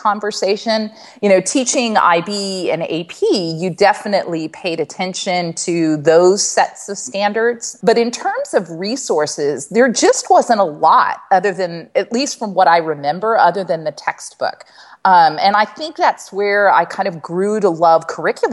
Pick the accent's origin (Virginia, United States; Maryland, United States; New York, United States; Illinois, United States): Maryland, United States; now in Lexington, United States; I was born in Maryland.